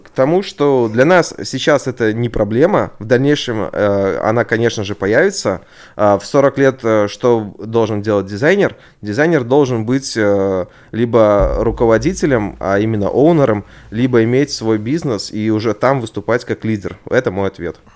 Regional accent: Belarus; я белорус.

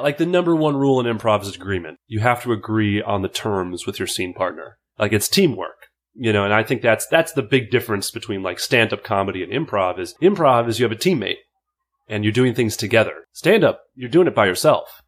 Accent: Fridley, Minnesota, United States; I'm from Minneapolis, uh, technically Fridley, Minnesota, five five four three two

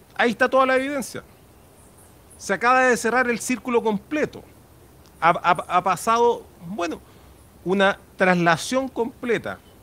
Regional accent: Chile; como chilenos

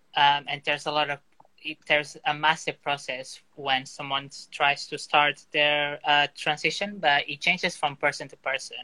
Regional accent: Porto, Norte, Portugal; moved away as an adult; now in London, United Kingdom; I was born in Portugal in uh, Porto, just like the northeast of the country and I eventually I moved to London in 2017.

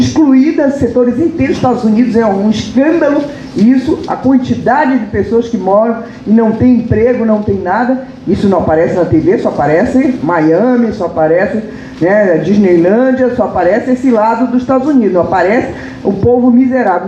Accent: Brazil; enquanto brasileiros

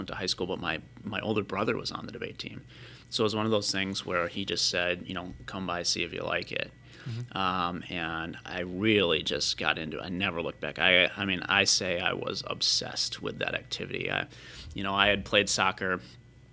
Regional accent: Lakeville, Minnesota, United States; So I'm from Lakeville. I was born and raised in Lakeville.

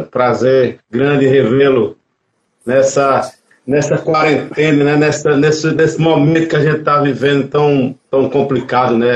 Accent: Sertânia, Pernambuco, Brazil; moved away as an adult; also born or lived in Recife; now in Olinda, Brazil; sou de Sertânia, Pernambuco, Alto Sertão Pernambucano.

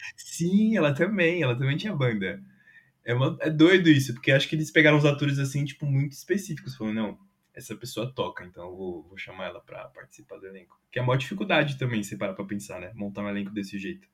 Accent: São Paulo, Brazil; no bairro de São Rafael, do lado de São Mateus, que foi onde eu cresci também

